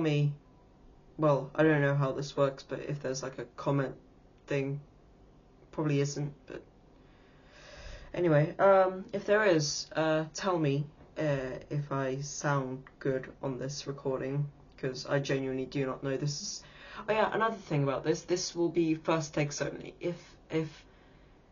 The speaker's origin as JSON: {"language": "English", "region": "England", "country": "United Kingdom", "said": "I am 13 years old, in England, actually. Unfortunately, I'm British."}